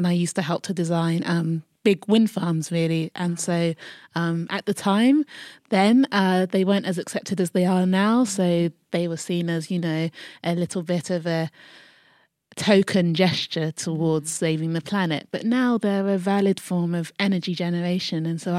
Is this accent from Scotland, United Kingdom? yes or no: no; Croydon, London, United Kingdom; I am from South London, mm-hmm. Croydon. Mm-hmm. Big up Croydon.